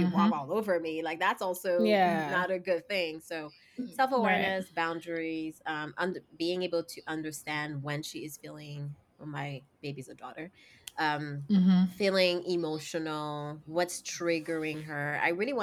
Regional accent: Haiti; moved away; I grew up in Haiti

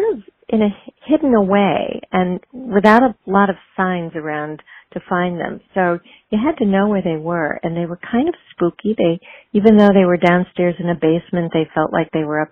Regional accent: Chicago, Illinois, United States; now in Philadelphia, United States; I grew up in Chicago

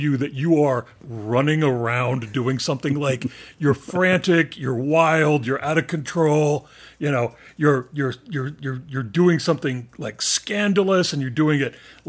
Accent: Roswell, New Mexico, United States; also born or lived in Texas; And then when I was a kid, we moved to southeastern New Mexico. I lived in Roswell.

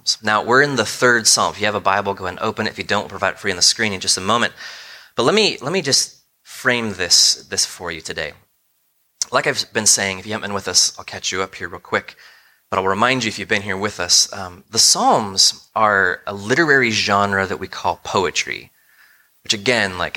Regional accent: United States; as American thinkers

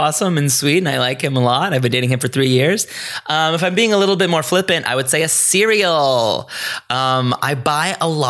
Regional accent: Greensboro, North Carolina, United States; now in Los Angeles, United States; I grew up in Greensboro, North Carolina. This was a very suburban, middle-of-the-road kind of town.

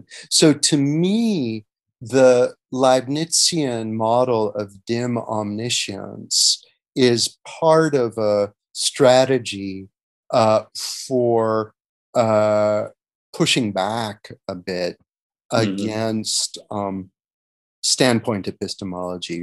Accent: United States; moved away as an adult; also born or lived in Europe; assessing my home country differently in a way that I don't think I would have got to do if I'd spent my entire life in the United States

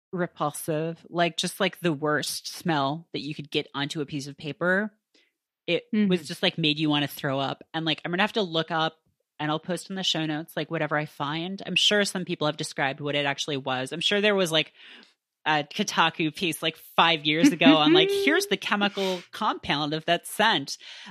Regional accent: Canada; I grew up in Canada, and so I had a very limited access to it.

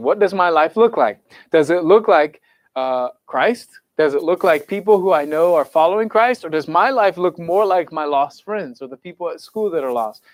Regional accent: Raytown, Missouri, United States; I grew up in Raytown

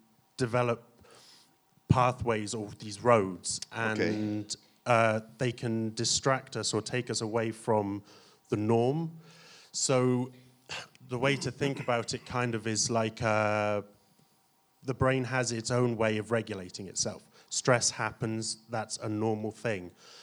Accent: Plymouth, South West England, United Kingdom; No. I'm from the south of the border, so from the southwest of England in Plymouth.

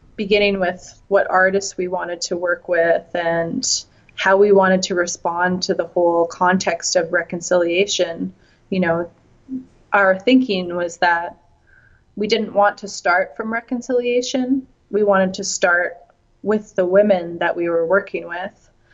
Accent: Red Deer, Alberta, Canada; now in Vancouver, Canada; I grew up in Red Deer, Alberta, which is in between Calgary and Edmonton

